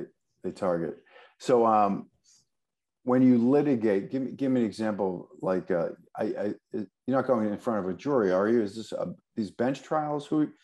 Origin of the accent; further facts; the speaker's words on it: Boston, Massachusetts, United States; also born or lived in Montclair, New Jersey; I'm a Bostonian